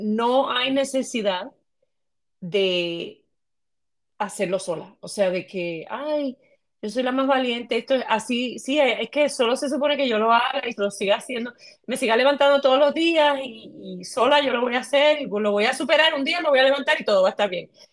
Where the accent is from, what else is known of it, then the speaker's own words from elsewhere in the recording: Puerto Rico; soy puertorriqueña